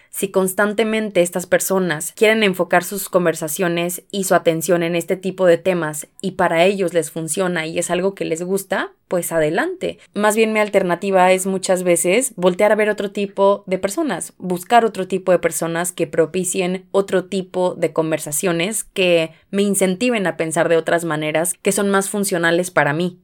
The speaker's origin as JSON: {"language": "Spanish", "country": "Mexico", "said": "Tenemos cultura colectiva como mexicanos"}